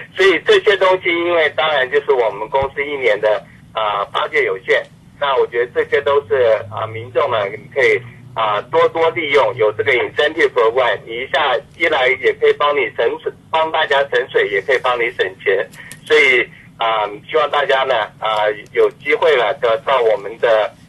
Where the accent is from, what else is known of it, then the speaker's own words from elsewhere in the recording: Taiwan; now in California, United States; 我们从台湾来了